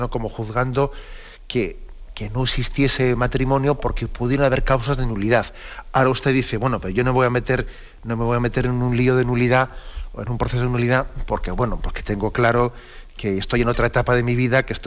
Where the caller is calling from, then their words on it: Madrid, Community of Madrid, Spain; de Madrid.